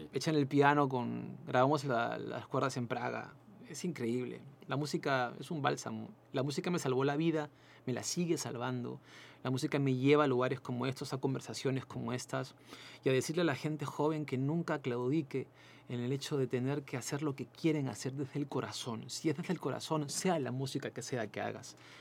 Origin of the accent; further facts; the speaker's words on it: Peru; moved away as an adult; also born or lived in Chile; fueron más de 180 mil peruanos que en esa época salimos